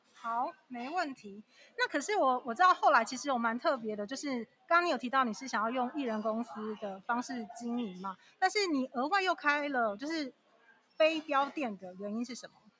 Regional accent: southern Taiwan, Taiwan; 我们都是南部人

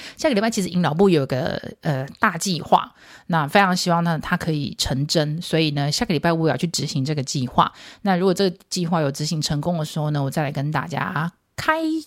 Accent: Taiwan; 我们中国人，台湾人

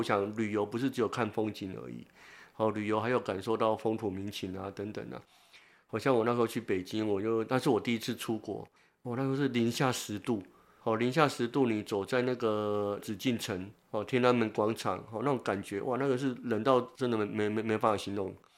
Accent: Tainan, Taiwan; 从我们台南老家，从那个国华街

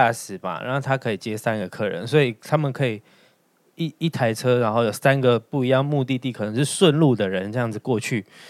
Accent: Taichung, Taiwan; 台中啊，

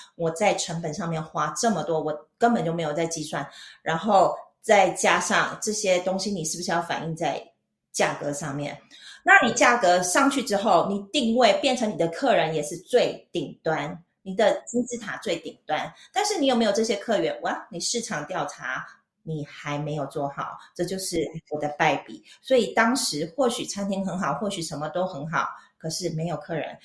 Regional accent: Taichung, Taiwan; moved away as an adult; now in Switzerland; 我是台中人，然后我跟我弟在台中，呃，开了一家餐厅

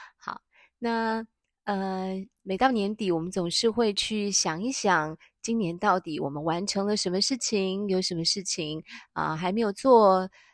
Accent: Taiwan; 我们台湾人

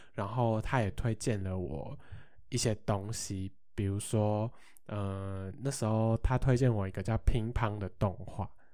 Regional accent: Hsinchu, Hsinchu City, Taiwan; 办在我的家乡新竹市

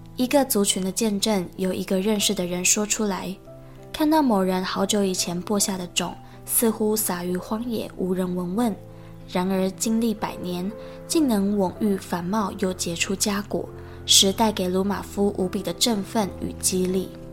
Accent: Taiwan; 我们。台湾人

